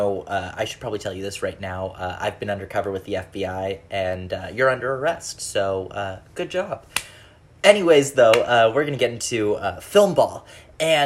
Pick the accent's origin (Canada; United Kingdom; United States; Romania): Canada; being Canadian